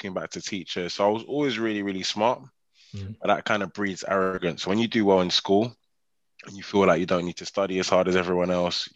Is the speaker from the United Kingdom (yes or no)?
yes; London, United Kingdom; also born or lived in Nigeria / Birmingham; Grew up in inner city London, crossing between North and East London. So born and bred in Islington and then transitioned over to Dagenham at a point in time.